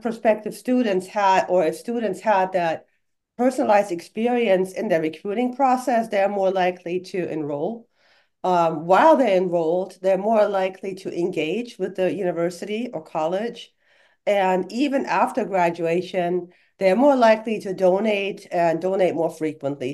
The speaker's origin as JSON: {"language": "English", "country": "Germany", "tie": "born or raised there", "second_language": "English", "moved": "as an adult", "lives_now": "United States", "said": "I was born and raised in Germany"}